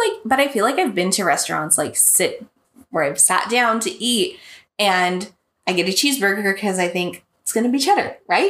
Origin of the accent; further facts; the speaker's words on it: United States; I'm American